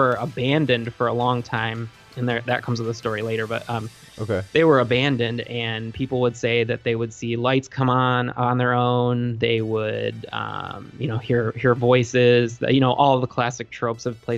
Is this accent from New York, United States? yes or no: no; Traverse City, Michigan, United States; I grew up in Traverse City, Michigan, which at the time was a little more rural